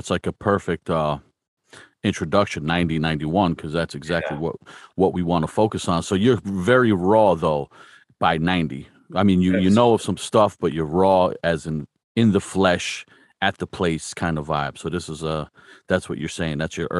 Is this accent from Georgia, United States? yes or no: no; New Jersey, United States; moved away; I'm from New Jersey originally.